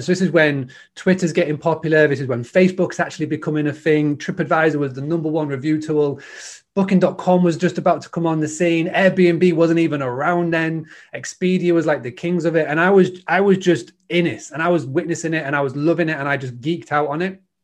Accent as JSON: {"language": "English", "town": "Scarborough", "region": "Yorkshire and the Humber", "country": "United Kingdom", "said": "I'm from a little town called Scarborough in, in, in the U K. It's the northeast."}